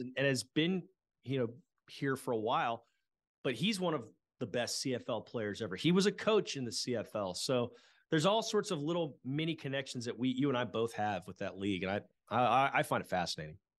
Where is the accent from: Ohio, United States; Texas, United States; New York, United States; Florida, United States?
Texas, United States; Houston; also born or lived in Lubbock; growing up in Houston